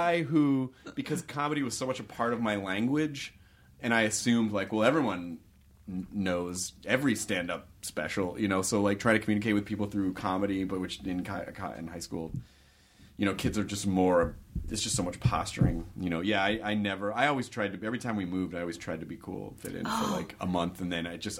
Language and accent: English; Tennessee, United States; and I grew up in the South too, which was very counter culture for the immediate culture that I was around. Not to be disparaging against Tennessee